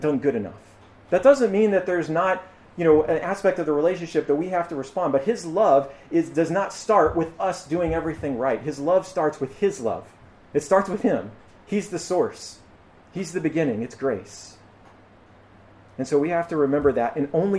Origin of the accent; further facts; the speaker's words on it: United States; as American